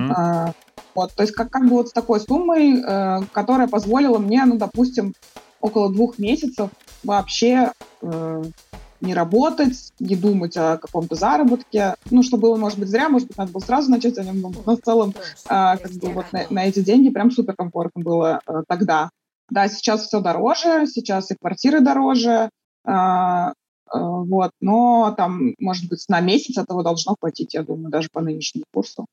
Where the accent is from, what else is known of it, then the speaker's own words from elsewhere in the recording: Kazan, Tatarstan, Russia; first language Russian; moved away as an adult; now in Tbilisi, Georgia; Я вообще выросла в средней полосе, я из Казани а, и жила там до этого всю, всю жизнь свою в Казани